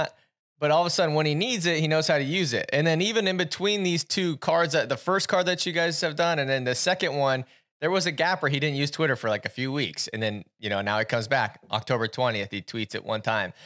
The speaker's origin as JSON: {"language": "English", "town": "Centerville", "country": "United States", "said": "I'm from Centerville, which is like, we got a pretty good history in wrestling."}